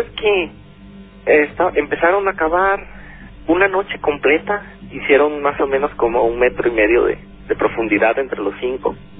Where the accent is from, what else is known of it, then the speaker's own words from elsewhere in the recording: Chiapas, Mexico; Yo soy originario de Chiapas